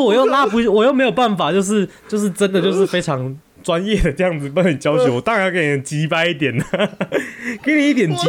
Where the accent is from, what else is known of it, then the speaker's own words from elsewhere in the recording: Taiwan; 美国人去海边跟去游泳池的习惯跟我们台湾人非非常不一样。